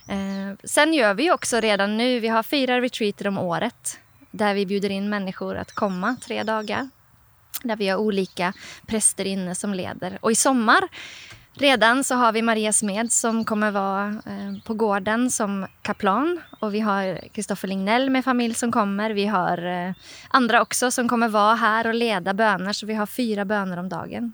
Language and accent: Swedish; Oslo, Norway; Swedish is a second language; now in Sweden; Jag kommer ju själv från Norge om ni hör min lite speciella accent ibland så här, för att jag är en norsk jente från Oslo